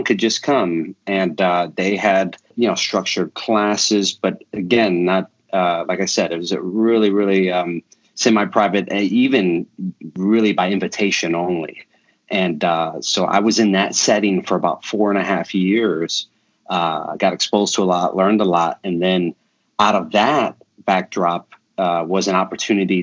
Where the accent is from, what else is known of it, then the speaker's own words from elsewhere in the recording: Chicago, Illinois, United States; moved away as an adult; also born or lived in Canada; now in Tulsa, United States; I'm a Chicago kid. I grew up in Chicago. I live here now in Tulsa, Oklahoma.